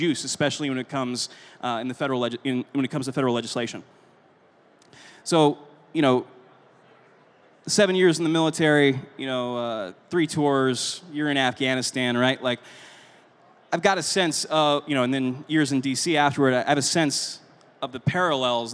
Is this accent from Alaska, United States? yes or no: no; California, United States; I'm from California